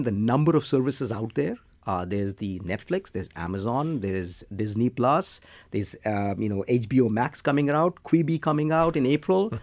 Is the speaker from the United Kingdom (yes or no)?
no; India; I'm from India